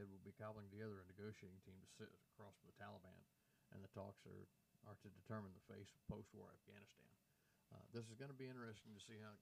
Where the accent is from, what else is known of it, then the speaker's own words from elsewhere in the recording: United States; as an American